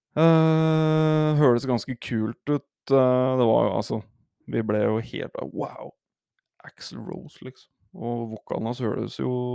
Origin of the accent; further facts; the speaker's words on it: Hedmark, Innlandet, Norway; Jeg er fra Hedmark